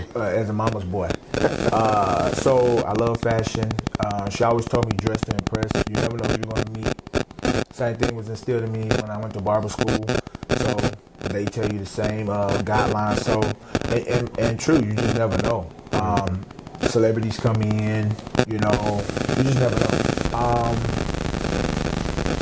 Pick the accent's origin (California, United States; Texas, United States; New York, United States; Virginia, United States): Texas, United States; Fort Worth; I grew up in Fort Worth, born and raised.